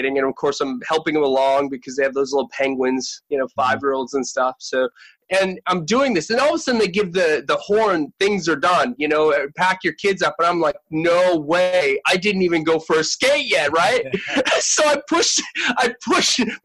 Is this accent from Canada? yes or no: yes; Canada; born or raised there; moved away as an adult; now in Sydney, Australia